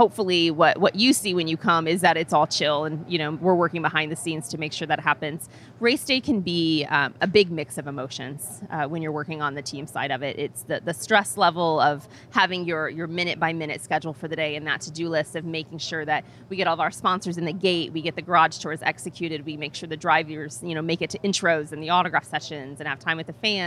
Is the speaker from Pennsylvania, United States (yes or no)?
no; Indiana, United States; I grew up in Indiana